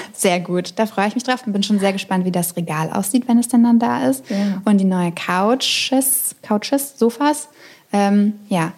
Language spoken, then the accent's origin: German; Berlin, Germany; da fühle ich mich als Berlinerin